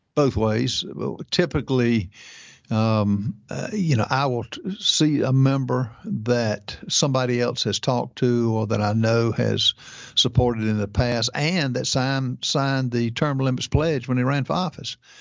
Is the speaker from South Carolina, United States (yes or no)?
yes; South Carolina, United States; I'm from South Carolina